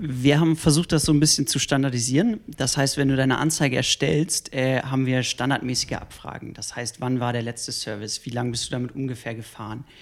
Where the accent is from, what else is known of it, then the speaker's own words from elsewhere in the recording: Hanover, Lower Saxony, Germany; now in Munich, Germany; ursprünglich komme ich aus Hannover und äh, wohne jetzt auch seit zehn Jahren in München